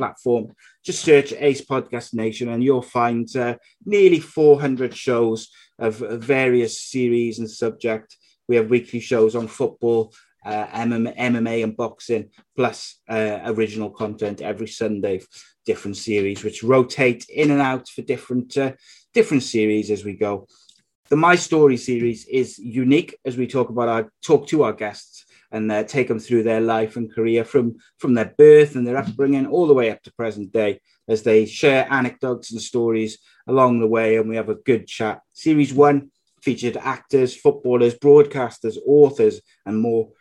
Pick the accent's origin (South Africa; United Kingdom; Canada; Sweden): United Kingdom; Cardiff, Wales; my home city, which is Cardiff